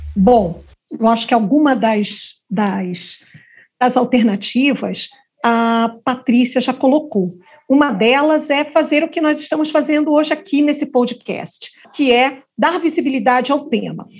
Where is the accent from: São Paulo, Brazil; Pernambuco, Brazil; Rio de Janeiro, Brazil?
Rio de Janeiro, Brazil; eu também sou carioca, viu? É, então, carioca da gema do ovo da cascadura